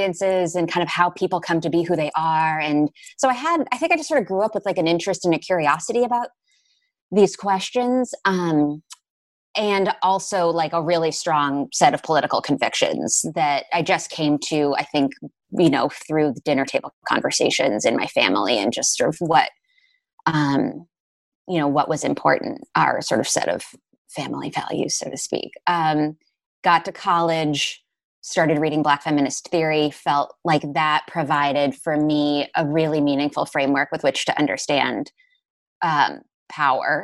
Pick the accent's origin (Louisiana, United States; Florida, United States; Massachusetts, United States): Massachusetts, United States; Newton; born and raised in Newton, Massachusetts